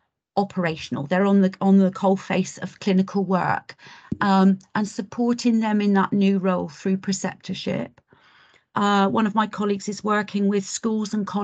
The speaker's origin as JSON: {"language": "English", "area": "Cornwall", "region": "South West England", "country": "United Kingdom", "said": "I'm an eighth generation Cornish girl."}